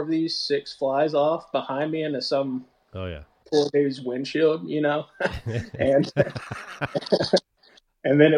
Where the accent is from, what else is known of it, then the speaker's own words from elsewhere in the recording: Tennessee, United States; now in Texarkana, United States; where I grew up in Tennessee